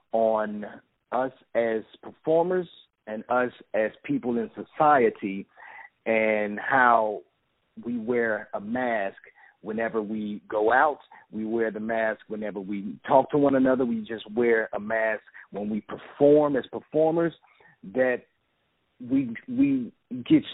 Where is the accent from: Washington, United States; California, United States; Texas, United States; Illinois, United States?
Illinois, United States; East St. Louis; I'm from East St. Louis, Illinois, which is right across the bridge from St. Louis, Missouri.